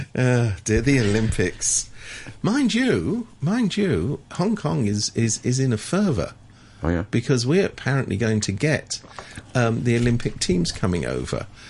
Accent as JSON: {"language": "English", "country": "United Kingdom", "said": "as somebody British"}